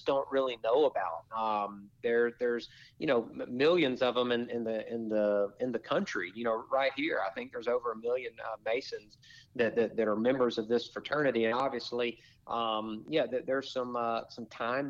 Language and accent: English; Atlanta, Georgia, United States; the Atlanta. I think it's the Quick Trip 500 in 2 weeks. My hometown track